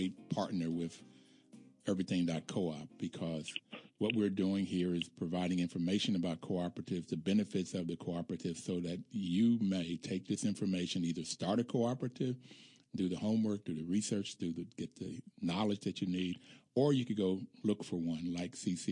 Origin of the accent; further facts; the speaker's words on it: Bluefield, West Virginia, United States; Growing up in Bluefield, West Virginia, relatively poor